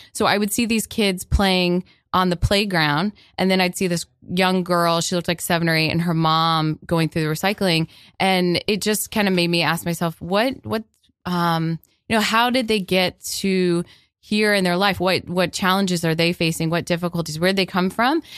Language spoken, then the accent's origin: English; Florida, United States; I grew up in Florida